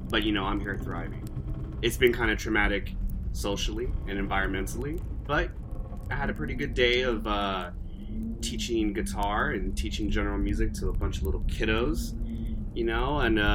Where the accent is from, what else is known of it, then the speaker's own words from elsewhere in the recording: Central Valley, California, United States; moved away as an adult; now in Bay Area, United States; I'm originally from the Central Valley. Just been out here in the Bay Area studying music, teaching music for the past 10 years, and soaking up all that Bay Area culture. Originally, I'm from the Central Valley, which is a desert.